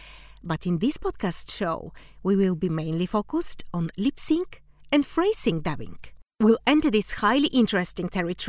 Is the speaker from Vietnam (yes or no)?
no; Bulgaria; English is a second language; we had the same way of dubbing in my country. I come from Bulgaria.